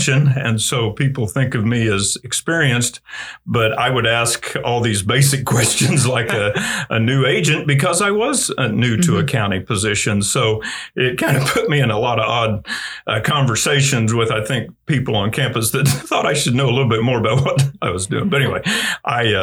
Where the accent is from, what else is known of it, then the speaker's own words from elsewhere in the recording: Woodward, Oklahoma, United States; also born or lived in Kansas; I grew up and was born and raised in Woodward and graduated Woodward High